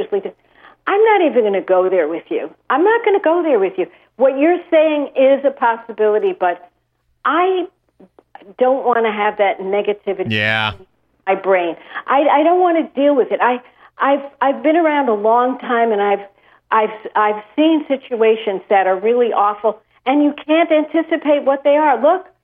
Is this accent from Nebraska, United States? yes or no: no; New York City, New York, United States; I grew up in Brooklyn, New York.